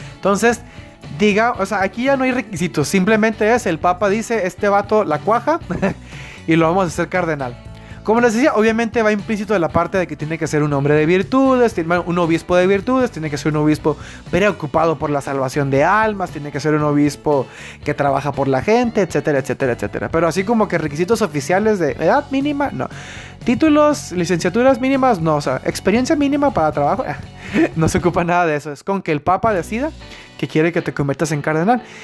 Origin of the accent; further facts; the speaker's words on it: Baja California, Mexico; yo soy del estado de Baja California